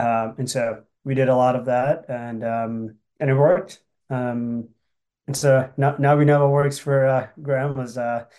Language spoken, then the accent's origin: English; Willmar, Minnesota, United States; Yep. Yeah. So I'm from Willmar.